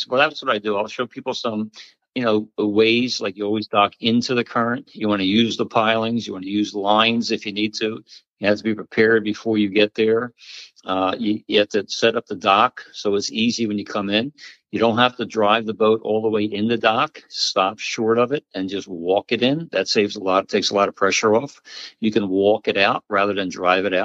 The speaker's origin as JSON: {"language": "English", "town": "Pennsauken", "region": "New Jersey", "country": "United States", "tie": "born or raised there", "said": "I grew up in Jersey. I grew up in Pensauken, which was a great town"}